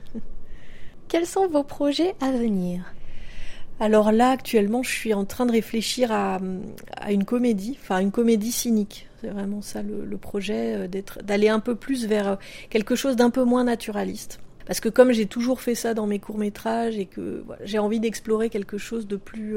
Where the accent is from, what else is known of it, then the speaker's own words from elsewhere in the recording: France; quand on vient de, de la France